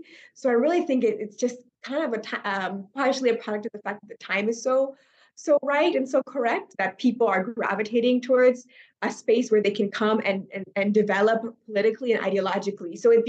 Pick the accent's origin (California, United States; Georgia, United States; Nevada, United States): California, United States; Northern; moved away as an adult; also born or lived in Senegal; now in Burkina Faso; I grew up in Northern California.